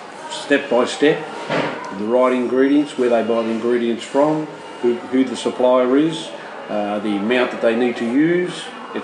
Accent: Australia; being an Australian

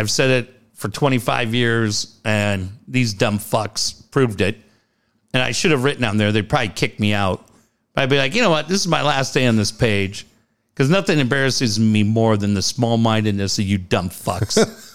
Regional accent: Cardiff, California, United States; We grew up in Cardiff. We grew up on this street called King's Cross Drive.

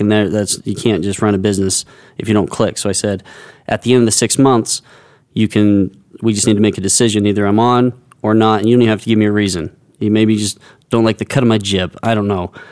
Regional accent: United States; I grew up on the Indian Reservation, which was pretty segregated between cowboys, Indians, and then about five of us who were skaters

